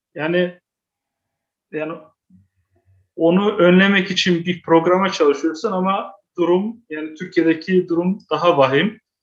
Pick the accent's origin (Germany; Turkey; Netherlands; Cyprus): Netherlands; Amsterdam, North Holland; ben kendim Amsterdam doğumluyum